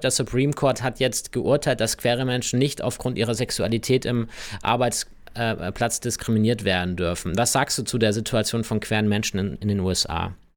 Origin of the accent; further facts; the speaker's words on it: Germany; bei uns in Deutschland